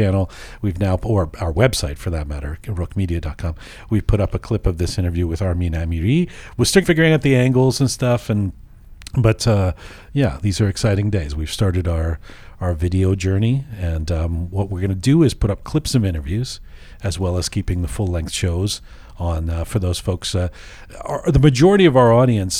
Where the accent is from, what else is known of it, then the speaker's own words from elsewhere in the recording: England, United Kingdom; I grew up in England